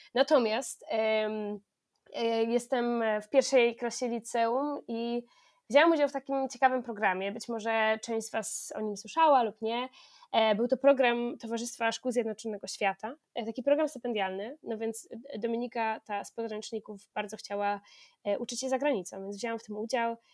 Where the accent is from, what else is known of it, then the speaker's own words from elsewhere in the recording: near Bydgoszcz, Kuyavian-Pomeranian Voivodeship, Poland; skąd pochodzę, spod Bydgoszczy